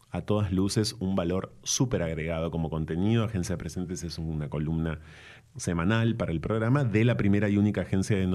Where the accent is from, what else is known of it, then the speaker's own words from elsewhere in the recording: Ensenada, Baja California, Mexico; Bueno, porque nací en esa ciudad en el año 76 em, y estuve en Ensenada hasta el, hasta